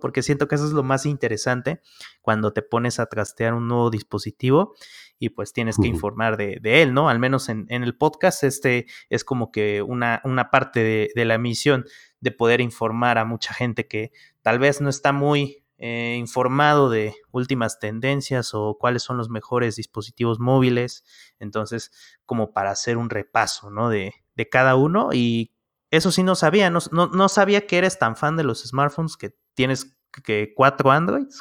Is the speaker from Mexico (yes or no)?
yes; Mexico; acá en México